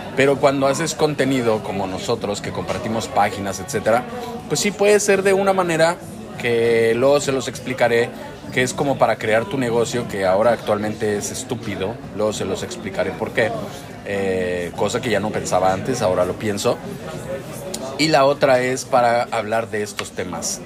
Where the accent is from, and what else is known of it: Mexico; moved away